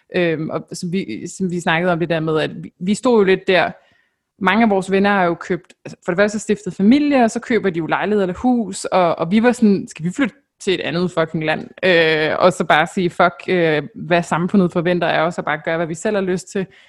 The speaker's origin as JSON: {"language": "Danish", "country": "Denmark"}